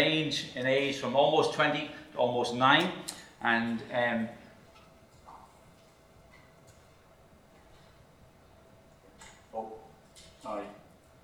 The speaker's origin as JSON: {"language": "English", "town": "Dublin", "region": "Leinster", "country": "Ireland", "tie": "born or raised there", "also_born_or_lived": "Cork", "moved": "as an adult", "lives_now": "Northern Ireland, United Kingdom", "said": "I'm from the Republic of Ireland. Lived in Dublin all my life, up to about the age of 28"}